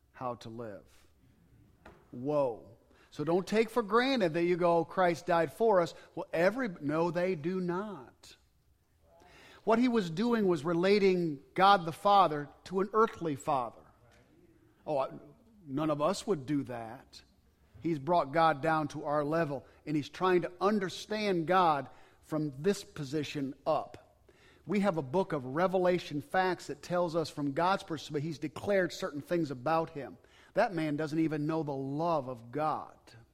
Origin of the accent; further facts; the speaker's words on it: Cobleskill, New York, United States; moved away; I was at a Baptist church in upstate New York in my hometown